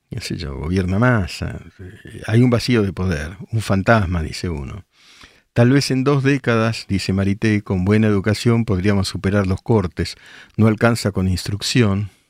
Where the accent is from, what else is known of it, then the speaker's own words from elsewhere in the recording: El Palomar, Buenos Aires Province, Argentina; now in Chicago, United States; Hace 10 años vivo en Chicago y acá la gente preocupada. Para mí es como vivir en Recoleta. Crecí en el Palomar. Yo soy el Palomar, Marina.